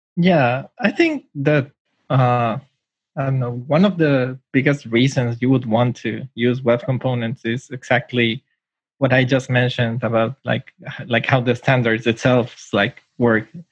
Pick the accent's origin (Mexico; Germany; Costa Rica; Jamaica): Mexico; now in Tokyo, Japan; I'm from Mexico, but I'm currently living in Japan